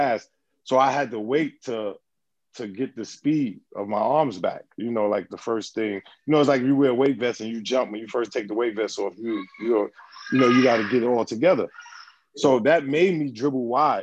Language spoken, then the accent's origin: English; New York City, New York, United States; also born or lived in Brooklyn / Harlem; I'm from New York. So I'm on the team with other people from New York.